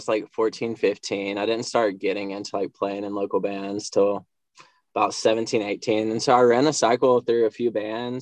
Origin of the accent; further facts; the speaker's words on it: Bristol, Tennessee, United States; He actually moved an hour away from my hometown. That's Bristol, Tennessee